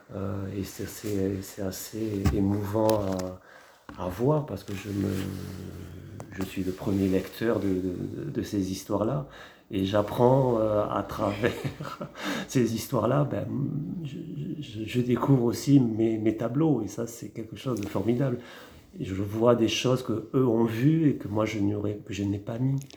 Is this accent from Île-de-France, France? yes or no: no; Montpellier, Occitania, France; moved away as an adult; also born or lived in Champagne-Ardenne / Marseille / Argelès-Gazost / Lourdes; now in Hautes-Pyrénées, France; je suis montpelliérain, mais je suis arrivé ici par amour